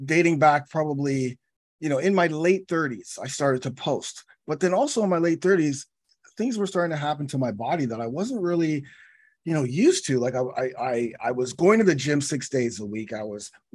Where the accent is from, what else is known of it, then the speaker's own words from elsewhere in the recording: Toronto, Ontario, Canada; I'm from Toronto.